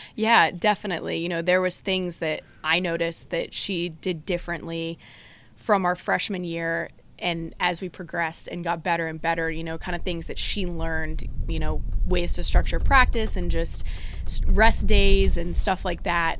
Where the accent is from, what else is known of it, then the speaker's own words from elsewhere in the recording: Durham, North Carolina, United States; moved away as an adult; also born or lived in Blacksburg, Virginia; growing up in the Durham area was big into the A C C and everything.